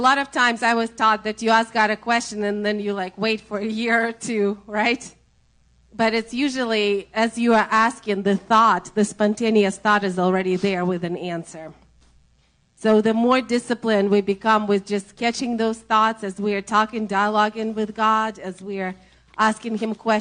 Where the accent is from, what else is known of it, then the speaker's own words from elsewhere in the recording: Russia; accent: Russian; English is a second language; My Russian accent